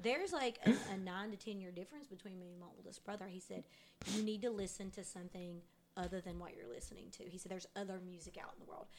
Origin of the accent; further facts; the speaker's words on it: Eastern Kentucky, United States; growing up in Eastern Kentucky, that's all my parents listened to was country music or bluegrass